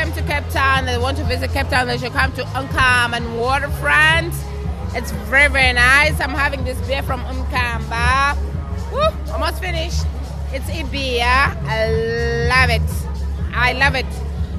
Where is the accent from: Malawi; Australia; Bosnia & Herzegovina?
Malawi; I'm here at Mkamba. I'm from Malawi.